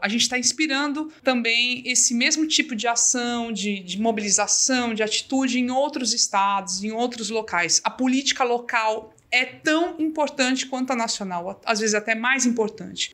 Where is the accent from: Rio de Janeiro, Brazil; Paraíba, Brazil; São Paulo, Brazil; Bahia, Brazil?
São Paulo, Brazil; accent: paulista; moved away as an adult; now in Ceará, Brazil; sou jornalista, paulista, tô no Ceará há mais de 20 anos